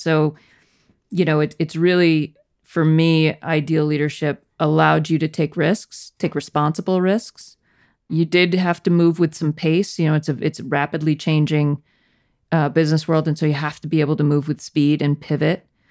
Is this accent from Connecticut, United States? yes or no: yes; Danbury, Connecticut, United States; also born or lived in Clemson; I grew up in Connecticut, a town called Danbury